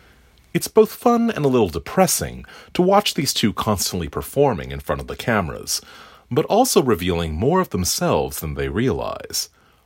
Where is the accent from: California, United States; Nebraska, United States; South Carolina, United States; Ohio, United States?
California, United States; Orange County; When I was a kid growing up in Orange County